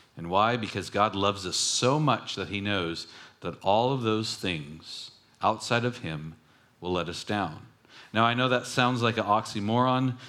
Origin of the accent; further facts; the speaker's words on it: Long Beach, California, United States; when I grew up in Long Beach